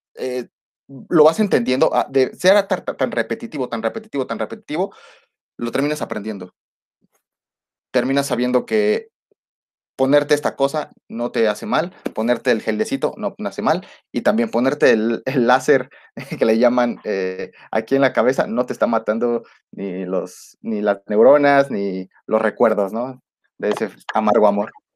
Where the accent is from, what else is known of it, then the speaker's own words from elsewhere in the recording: Mexico; nosotros como mexicanos